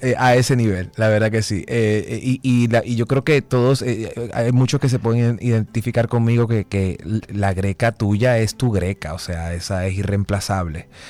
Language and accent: Spanish; Dominican Republic; como dominicanos nosotros no, nos introducen el café desde muy, muy jóvenes